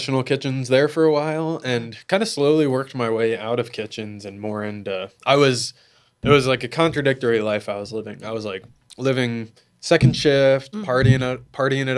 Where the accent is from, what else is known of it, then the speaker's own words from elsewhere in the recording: Dayton, Ohio, United States; now in Columbus, United States; I grew up in Dayton